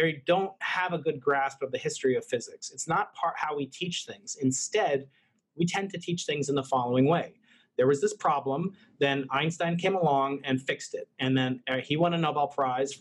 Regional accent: United States; as an American

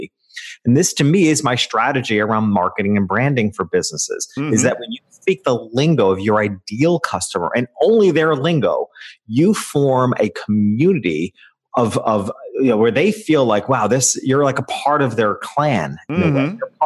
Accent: upstate New York, United States; moved away; I returned to my hometown, which is a small country town in upstate New York.

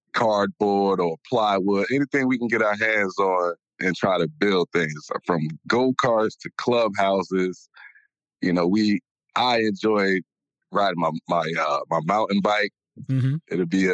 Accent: Newark, New Jersey, United States; Well, I grew up in the South Ward, North, the weak wake section. And I grew up on the weak wake section.

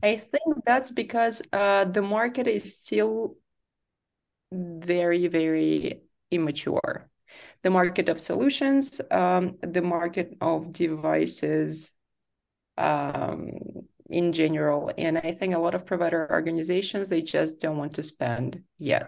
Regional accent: Saint Petersburg, Russia; moved away as an adult; also born or lived in Berlin, Germany; I grew up in Saint Petersburg in Russia

